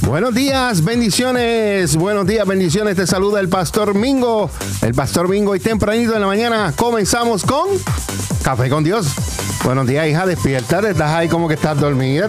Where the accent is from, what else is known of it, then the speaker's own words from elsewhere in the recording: Puerto Rico; now in Allentown, United States; nosotros somos puertorriqueños